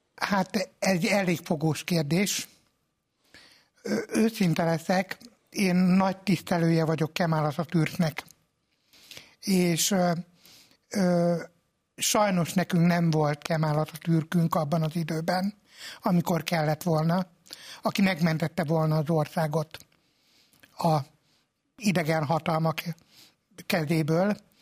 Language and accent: Hungarian; Hungary; mondtam, hogy magyar vagyok